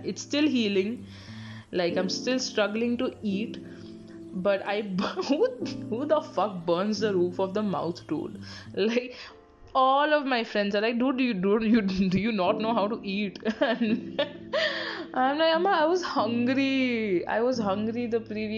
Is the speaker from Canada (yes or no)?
no; Bangalore, Karnataka, India; I'm from Bangalore